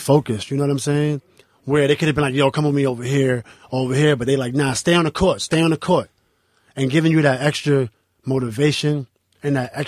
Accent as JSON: {"language": "English", "town": "New York City", "region": "New York", "country": "United States", "tie": "born or raised there", "said": "I'm from 10th Street, and we used to go to play ball at Baby Park"}